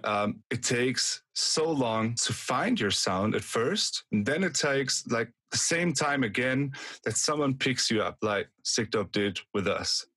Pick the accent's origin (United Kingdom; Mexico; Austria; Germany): Austria; We're not we're not Germans. We're from Austria